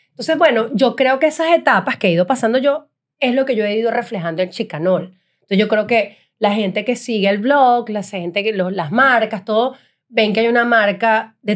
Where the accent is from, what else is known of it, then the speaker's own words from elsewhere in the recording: Italy; me gusta comer, soy italiana.